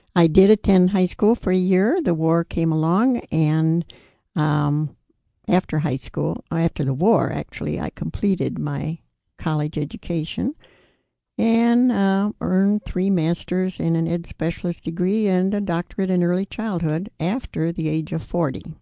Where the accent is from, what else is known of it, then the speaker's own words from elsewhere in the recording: New York, United States; I grew up in New York State